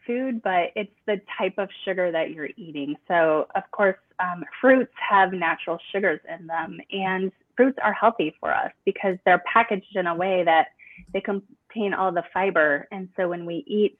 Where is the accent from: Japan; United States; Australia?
United States; Midwest; I grew up in the Midwest and I still am in the Midwest